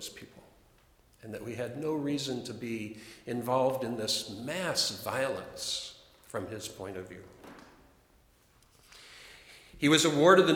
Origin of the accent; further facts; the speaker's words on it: Chicago, Illinois, United States; I'm from Chicago